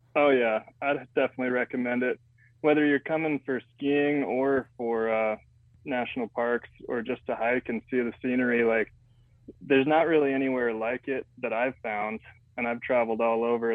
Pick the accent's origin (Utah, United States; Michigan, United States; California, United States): Utah, United States; Growing up in Utah is pretty wild